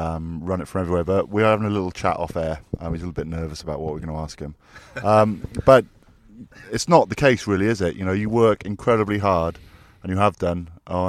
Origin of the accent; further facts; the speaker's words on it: Ireland; I'm from Ireland.